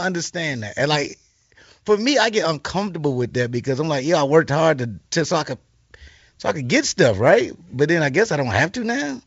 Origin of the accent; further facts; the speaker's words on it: Chicago, Illinois, United States; I'm from Chicago